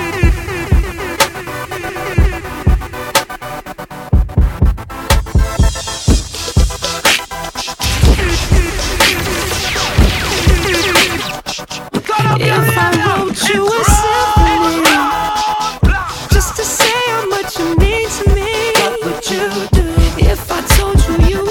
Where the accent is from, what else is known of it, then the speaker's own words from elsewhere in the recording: Florida, United States; my home state of Florida